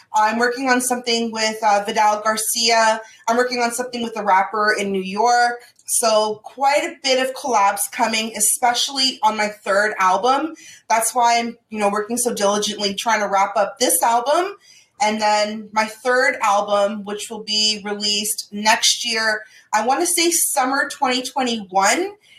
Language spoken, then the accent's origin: English; Toronto, Ontario, Canada; I'm from Toronto